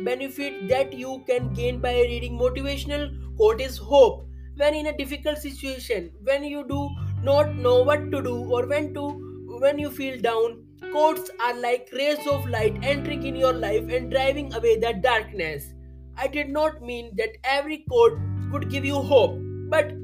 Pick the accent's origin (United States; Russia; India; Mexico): India; I am from India.